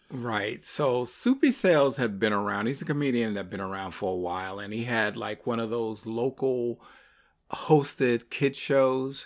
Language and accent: English; New York, United States; growing up in New York